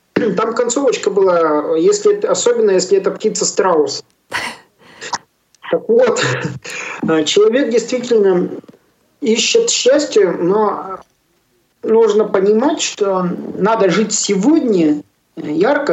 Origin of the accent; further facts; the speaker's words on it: Yarkovo, Tyumen Oblast, Russia; also born or lived in Yalutorovsk; now in Chelyabinsk, Russia; Ярково, откуда я родом, это между Тюменью и Тобольском село такое есть